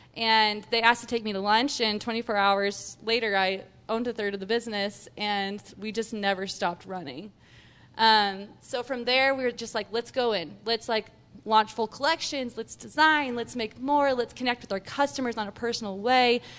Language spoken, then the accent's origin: English; Texas, United States; also born or lived in Utah; now in Salt Lake City, United States; I'm a Texan, and that speaks for itself.